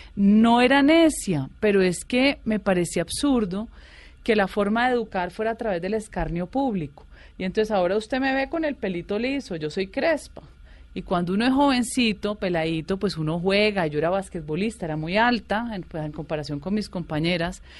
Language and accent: Spanish; Cali, Valle del Cauca, Colombia; moved away as an adult; also born or lived in Bogotá, Colombia; yo soy caleña, mi familia bugueña, ¿sí? Mis cuatro abuelos de Buga